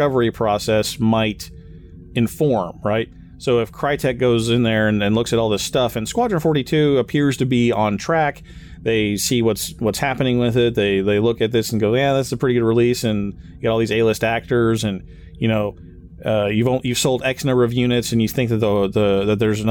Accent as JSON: {"language": "English", "region": "Kansas", "country": "United States", "said": "I'm from Kansas"}